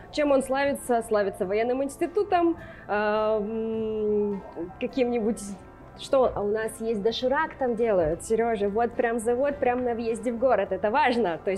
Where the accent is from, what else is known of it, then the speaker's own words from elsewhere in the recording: Lesnoy, Sverdlovsk Oblast, Russia; also born or lived in Rostov-on-Don; А, значит, я родилась в Ростове, буквально там некоторое время, пару лет мы прожили там, потом отца отправили на Урал. Мы горо- жили город Лесной Свердловской области